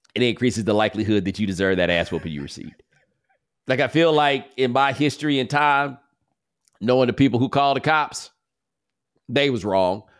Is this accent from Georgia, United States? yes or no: no; Texas, United States; I'm from Texas